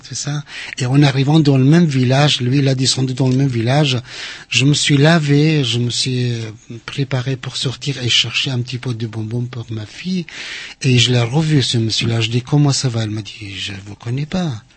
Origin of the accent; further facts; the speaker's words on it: Kurdistan Region, Iraq; French is a second language; moved away as an adult; moi, je suis kurde